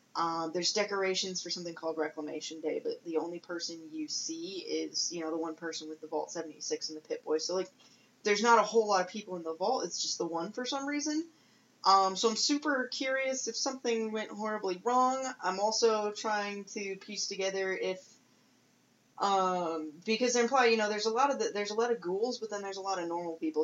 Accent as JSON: {"language": "English", "country": "United States", "said": "as an American"}